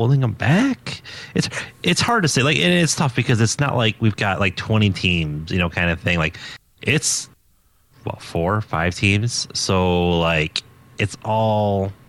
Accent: United States; as an American coming up to, you know, into a different country

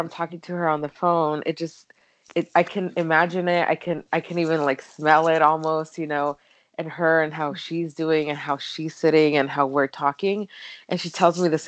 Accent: California, United States; moved away as an adult; also born or lived in Mexico; now in Phoenix, United States; I've lived in California pretty much all of my life

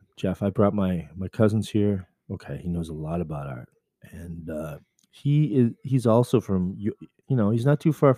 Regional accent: Coquitlam, British Columbia, Canada; I'm from Vancouver, but really I'm from Coquitlam, British Columbia

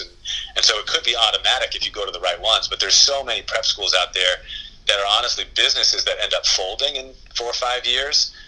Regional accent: Boston, Massachusetts, United States; now in Bend, United States; I grew up you know in Boston

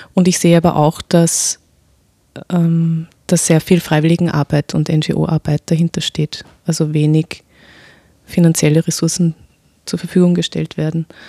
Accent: Vienna, Austria; mein Vater kommt aus dem Irak, meine Mutter aus Österreich und ich bin hier geboren in Wien

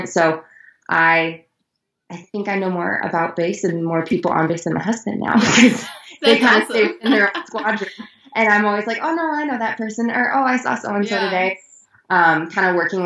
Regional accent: Iowa, United States; moved away as an adult; also born or lived in Colorado; I am originally from Iowa. I was born and raised there

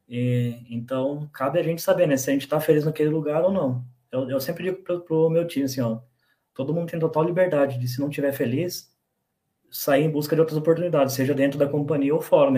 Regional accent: Bragança Paulista, São Paulo, Brazil; also born or lived in Joanópolis; nascido em Joanópolis, moro em Bragança, morei quando era pequeno em São Paulo e voltei para Bragança

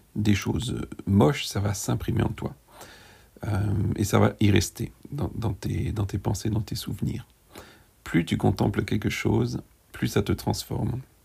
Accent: France; Nous avons grandi, nous, quand je dis nous, c'est en tant que Français

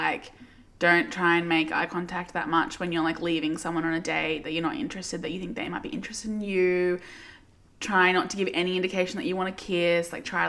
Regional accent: Werribee, Victoria, Australia; born or raised there

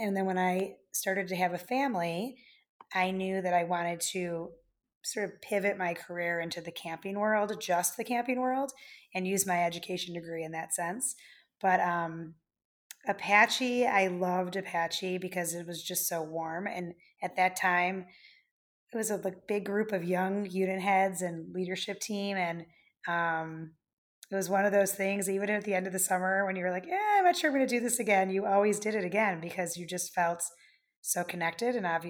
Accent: Wheeling, Illinois, United States; also born or lived in Buffalo Grove; So starting at three, I grew up in Wheeling in Buffalo Grove.

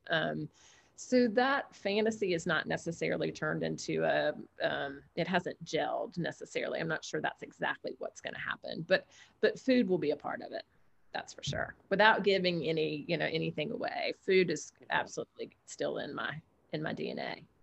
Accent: the South, United States; now in Alabama, United States; I'm half Greek and I'm from the South

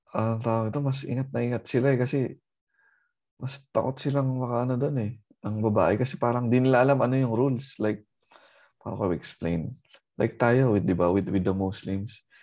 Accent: Philippines; moved away as an adult; dalawa lang yata kami Pinoy

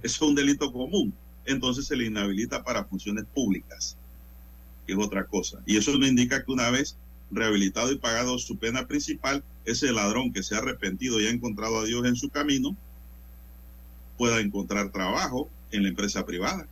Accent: Panama; como ciudadano, como panameño

